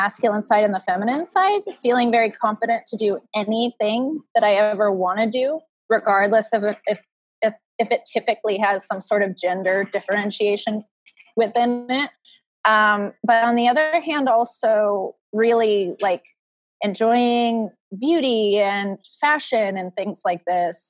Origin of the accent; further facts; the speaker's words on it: West Coast, United States; also born or lived in Midwest; I grew up in the West Coast and I moved away to the Midwest